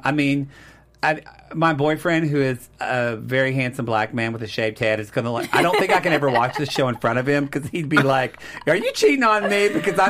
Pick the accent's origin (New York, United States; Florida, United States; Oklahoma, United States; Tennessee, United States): Oklahoma, United States; I'm from Oklahoma.